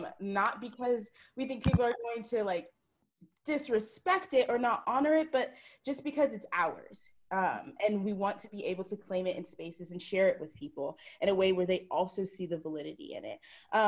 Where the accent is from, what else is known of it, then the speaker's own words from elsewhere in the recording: Jamaica; I know I've been fearful of being too Jamaican in too many spaces and being too this or too that.